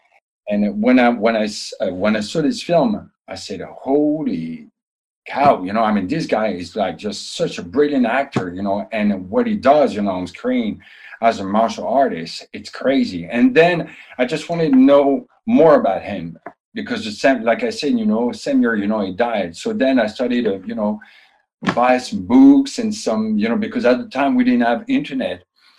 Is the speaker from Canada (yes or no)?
yes; Canada; English is a second language; because I'm also a Canadian, and I was like 8 years old